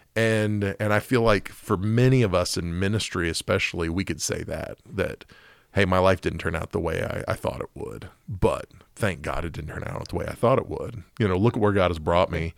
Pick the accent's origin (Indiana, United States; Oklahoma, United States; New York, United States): Oklahoma, United States; Oklahoma City; when I was growing up in Oklahoma City